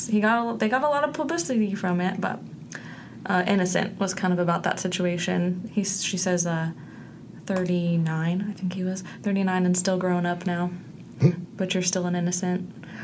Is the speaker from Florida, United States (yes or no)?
yes; Florida, United States; I'm from Florida.